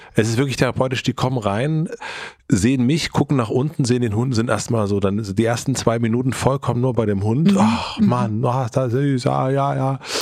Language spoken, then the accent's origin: German; Germany; ich bin in Grönen aufgewachsen, heißt der Ort